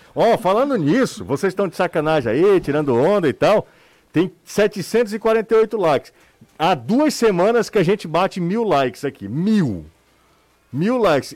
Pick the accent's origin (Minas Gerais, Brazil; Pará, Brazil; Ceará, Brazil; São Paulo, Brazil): Ceará, Brazil; Aracati; eu vim de Aracati